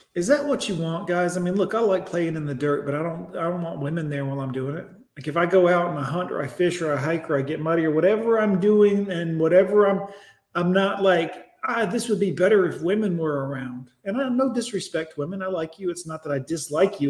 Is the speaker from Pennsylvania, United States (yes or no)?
no; Alabama, United States; I'm from Alabama